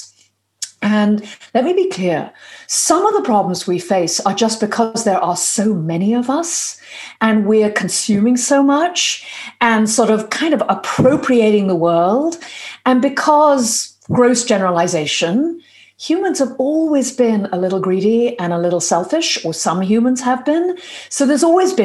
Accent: United Kingdom; now in United States; I'm a Brit and a professor at Harvard

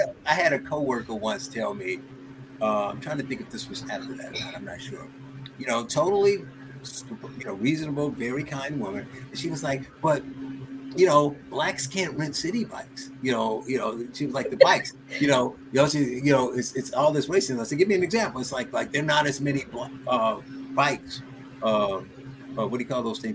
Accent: Gary, Indiana, United States; I, I grew up in Gary, Indiana

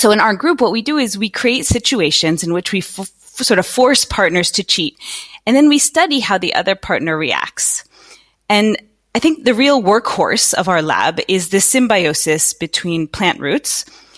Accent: United States; moved away as an adult; also born or lived in East Coast, United States / California, United States; now in Netherlands; I'm American though by birth. Are you? Okay. I am. I grew up in on the East Coast and then in California, but moved to Holland about 15 years ago.

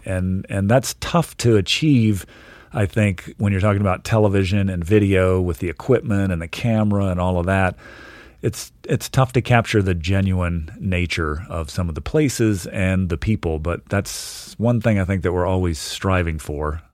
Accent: Richmond, Virginia, United States; now in Montana, United States; I moved around a bit uh, early on, but mainly grew up in Virginia

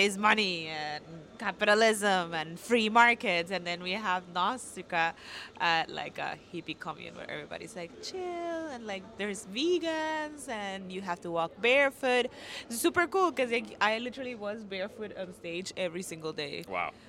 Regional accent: Costa Rica; I'm from Costa Rica

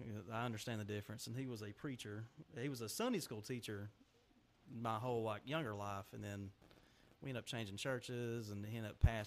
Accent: Cedartown, Georgia, United States; I'm from Cedartown. I graduated from Cedartown High School in 2011.

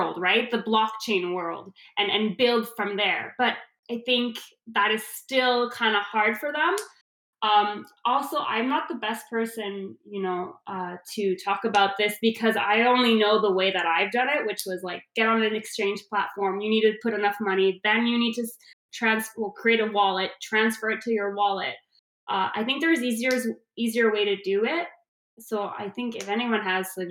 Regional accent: Canada; I'm Canadian

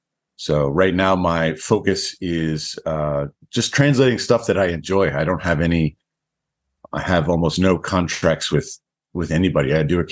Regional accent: East Coast, United States; moved away as an adult; also born or lived in Texas / Virginia; now in Japan; I'm from the United States, East Coast. I was in, I lived in Texas and then later on Virginia.

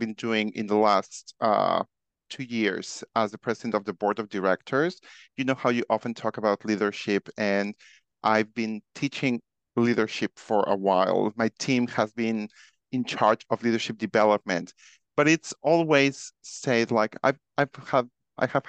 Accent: Mexico; I am originally from Mexico

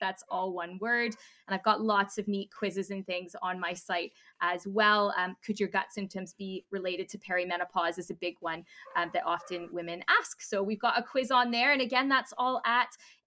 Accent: Canada; being Canadian

